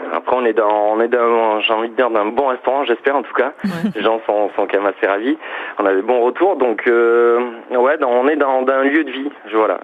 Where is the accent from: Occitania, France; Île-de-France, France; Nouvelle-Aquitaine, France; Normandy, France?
Occitania, France; Toulouse; je viens de Toulouse